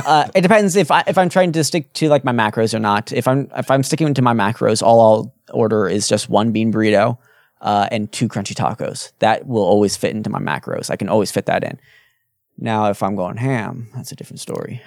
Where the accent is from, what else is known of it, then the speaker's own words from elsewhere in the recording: Utah, United States; We're like, "Utah."